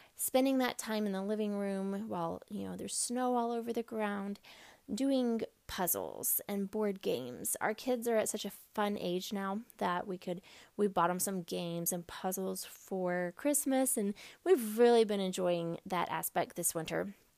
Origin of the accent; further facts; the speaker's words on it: Texas, United States; now in Midwest, United States; I grew up in Texas where we had like one or two months of winter